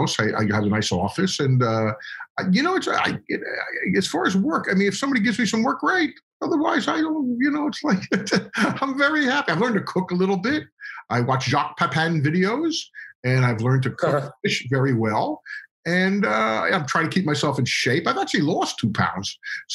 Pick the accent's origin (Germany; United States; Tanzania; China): United States; New Jersey; moved away as an adult; also born or lived in Texas; now in New York, United States; I grew up in New Jersey